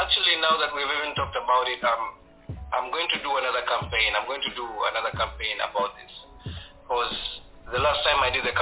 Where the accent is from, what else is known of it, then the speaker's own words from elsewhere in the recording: Rwanda; moved away; I'm from Rwanda. I love my country so much